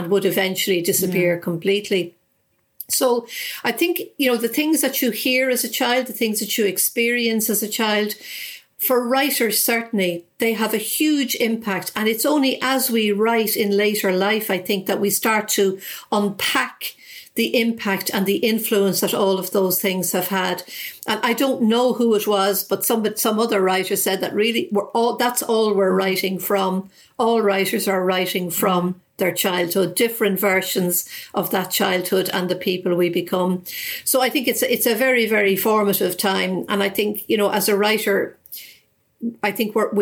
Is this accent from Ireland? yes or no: yes; Ireland; where I lived